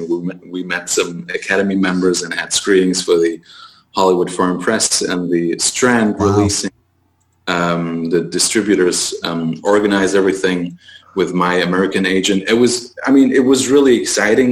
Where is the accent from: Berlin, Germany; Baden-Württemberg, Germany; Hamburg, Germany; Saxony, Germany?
Baden-Württemberg, Germany; Heidelberg; my hometown in Heidelberg